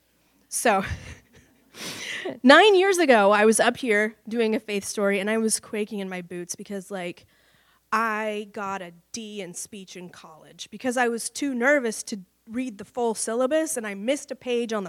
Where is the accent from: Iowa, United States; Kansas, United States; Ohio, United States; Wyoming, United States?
Iowa, United States; Cedar Rapids; moved away; also born or lived in Dallas; I grew up in Cedar Rapids, Iowa